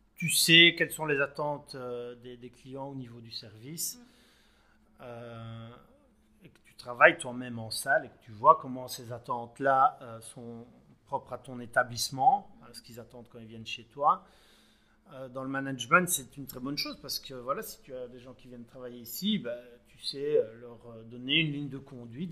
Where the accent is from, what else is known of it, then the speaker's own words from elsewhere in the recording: Belgium; chez nous en Belgique